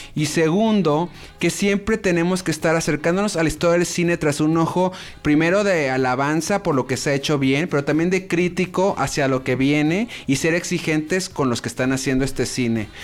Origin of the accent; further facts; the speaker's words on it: Mexico; soy mexicano